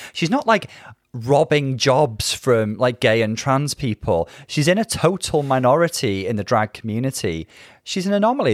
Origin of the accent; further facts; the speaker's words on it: United Kingdom; growing up in British kind of culture